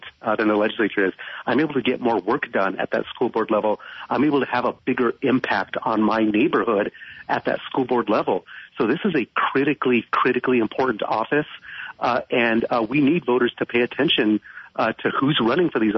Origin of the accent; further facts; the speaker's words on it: Phoenix, Arizona, United States; I was born here in Maryvale is a community in West Phoenix. And if you're from Phoenix, you know this area, but I was born here, went to school here, and I've lived here for most